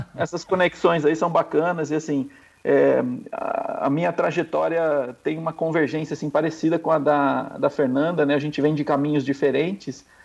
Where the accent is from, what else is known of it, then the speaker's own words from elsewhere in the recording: interior of São Paulo, Brazil; eu sou do interior de São Paulo